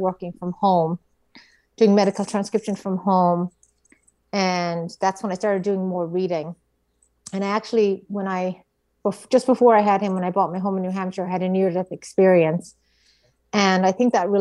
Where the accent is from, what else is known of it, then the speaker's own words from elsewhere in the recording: Ireland; moved away as an adult; now in United States; being an Irish Catholic